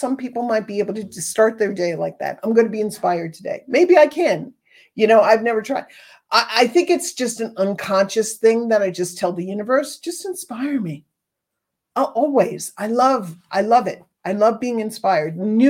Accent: East Coast, United States; now in Southwest, United States; I grew up on the East Coast cornbread

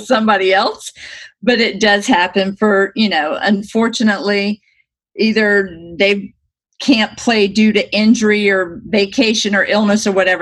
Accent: Destin, Florida, United States; moved away as an adult; now in Arizona, United States; I'm from Destin, Florida, which is one of the most beautiful places in the world

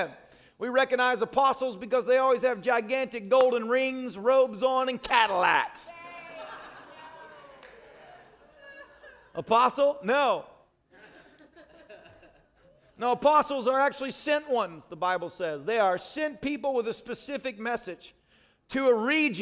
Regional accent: Nashville, Tennessee, United States; moved away; also born or lived in Manchester, Tennessee; I'm from Manchester and Nashville

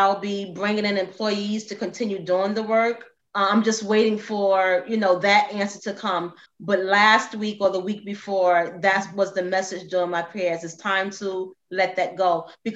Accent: New York City, New York, United States; I am in New York City. Now, I grew up in the Bronx

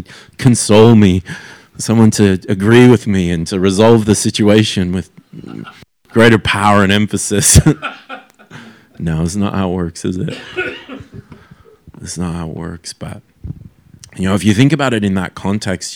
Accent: Canada; as a young person who was growing up in Canada

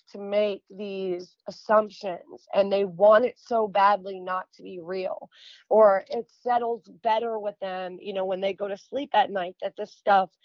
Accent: New York, United States; moved away; also born or lived in the South (US); I'm from New York, but I'm living down here in the South

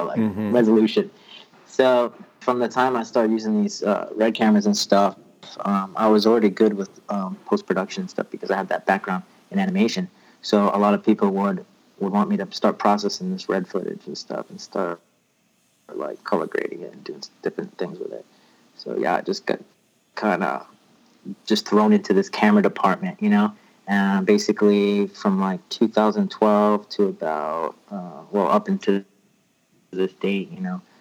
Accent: Rhode Island, United States; moved away as an adult; now in Los Angeles, United States; I'm originally from Rhode Island. You know, I moved to California right after college

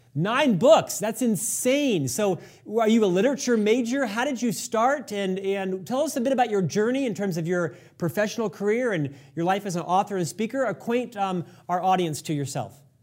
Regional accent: Orlando, Florida, United States; I'm actually from Orlando in the seventies

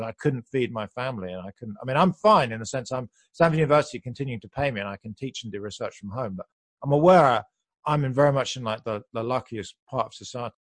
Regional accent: United Kingdom; moved away as an adult; now in United States; You can hear I'm British, but I moved to the U S back then.

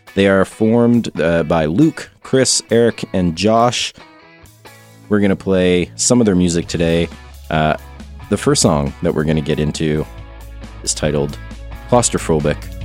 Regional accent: Canada; being Canadian

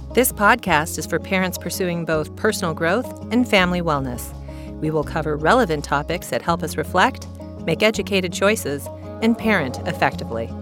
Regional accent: Midwest, United States; I grew up in the Midwest

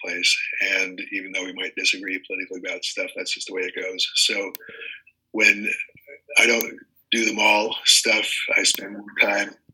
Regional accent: Washington, District of Columbia, United States; also born or lived in East Coast; now in Lake Tahoe, United States; I was born in Washington, D.C.

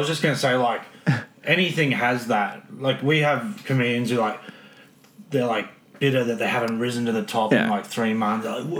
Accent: Brisbane, Queensland, Australia; I'm from Brisbane

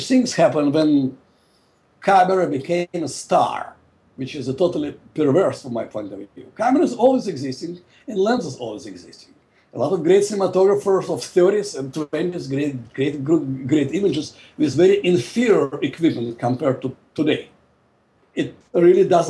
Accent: Russia; moved away as an adult; also born or lived in Moscow; now in Los Angeles, United States; I was expelled from Soviet Union. I'm a political refugee

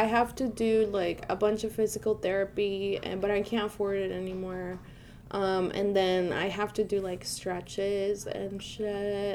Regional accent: Venezuela; moved away; I grew up in Venezuela

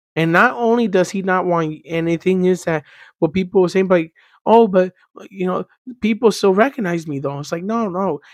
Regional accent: Miami, Florida, United States; I was born and raised in Miami

